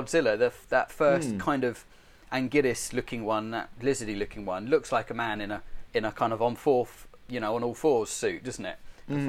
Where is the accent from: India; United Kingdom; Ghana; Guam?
United Kingdom; England; it's going to be English because that's my upbringing.